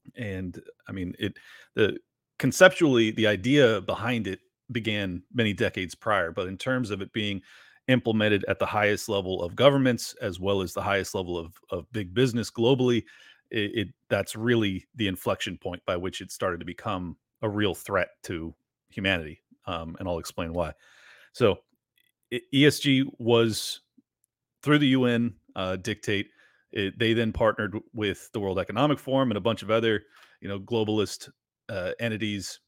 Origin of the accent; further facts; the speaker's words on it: San Diego, California, United States; moved away as an adult; my hometown was becoming